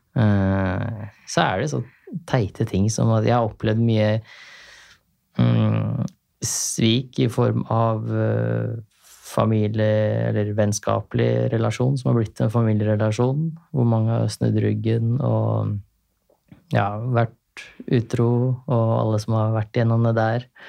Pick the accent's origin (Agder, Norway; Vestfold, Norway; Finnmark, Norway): Vestfold, Norway; Larvik; hjemme i Larvik